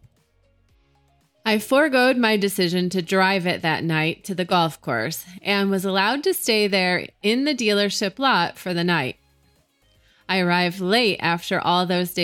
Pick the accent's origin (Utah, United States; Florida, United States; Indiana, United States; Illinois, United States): Utah, United States; from my home state here in Utah